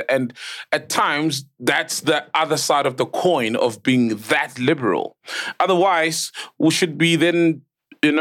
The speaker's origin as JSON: {"language": "English", "country": "South Africa", "said": "We're a very consumerist country. We've got fucking malls in every fucking township"}